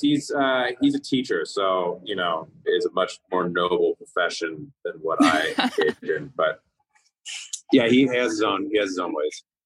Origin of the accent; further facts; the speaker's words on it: California, United States; growing up in California